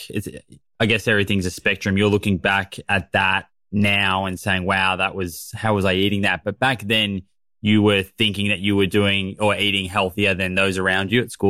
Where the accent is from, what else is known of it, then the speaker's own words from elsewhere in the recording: Waterbury, Connecticut, United States; I grew up in Waterbury, Connecticut.